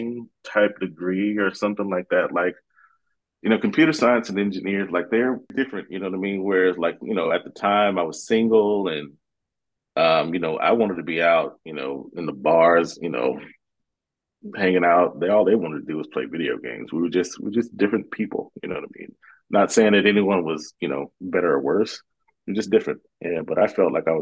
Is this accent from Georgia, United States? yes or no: yes; Georgia, United States; moved away as an adult; now in Seattle, United States; Grew up in a small town in Georgia, outside of Atlanta, probably about 45 minutes outside of Atlanta.